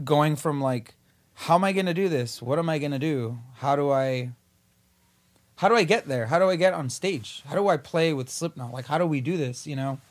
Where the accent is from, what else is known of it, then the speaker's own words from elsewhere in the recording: Whittier, California, United States; also born or lived in East Los Angeles; we moved from East L A to Whittier